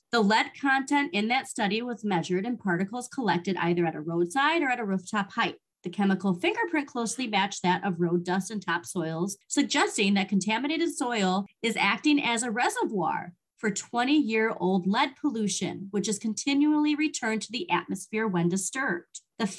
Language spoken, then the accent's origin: English; United States